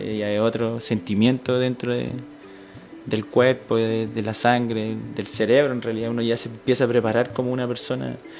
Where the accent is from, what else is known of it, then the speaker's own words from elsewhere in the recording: Santiago, Santiago Metropolitan Region, Chile; moved away as an adult; yo nací en Santiago, eh, en una comuna no muy buena, de, escasos recursos en realidad, donde había que, que luchar para ser alguien en la vida, en realidad. De, mis papás igual fueron parte de, este proceso en que yo me crié